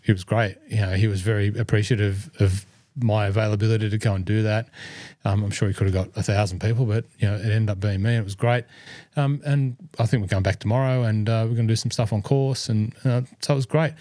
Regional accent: Cessnock, New South Wales, Australia; born or raised there

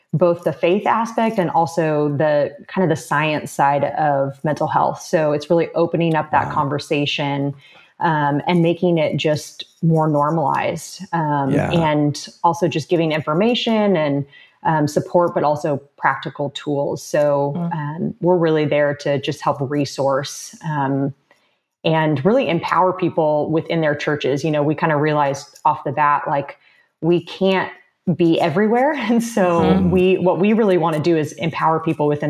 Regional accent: Southern California, United States; now in Houston, United States; I am located in Houston. I'm actually originally from Southern California

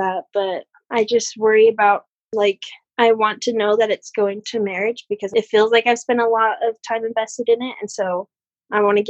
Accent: Utah, United States; I'm from Utah. And so I've grown up in a very, like, marriage-centered culture

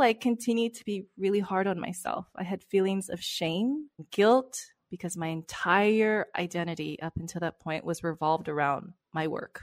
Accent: Los Angeles, California, United States; moved away as an adult; also born or lived in London; now in Barcelona, Spain; I've born and raised in Los Angeles.

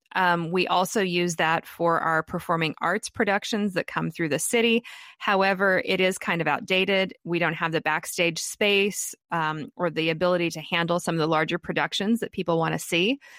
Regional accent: Wichita, Kansas, United States; Wichita, Kansas, which is kind of my hometown

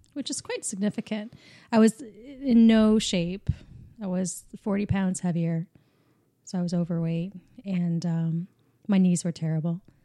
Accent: Canada; accent: Canadian

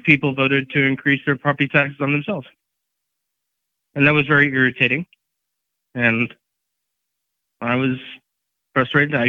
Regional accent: Johannesburg, Gauteng, South Africa; also born or lived in Durban, South Africa / California, United States; now in Colorado, United States; I was born and raised in Johannesburg, and then I moved over

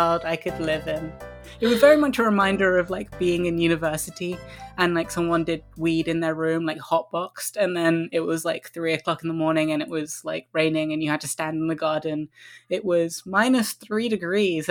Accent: Croydon, London, United Kingdom; now in London, United Kingdom; where I used to live when I was a child in Croydon

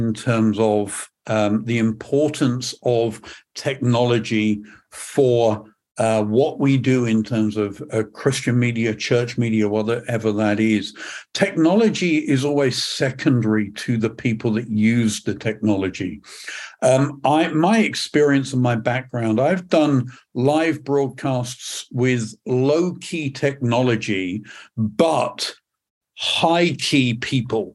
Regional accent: England, United Kingdom; accent: British; moved away as an adult; also born or lived in Northern California; now in Perth, United Kingdom; I'm not from Scotland originally, from usually my background is from England

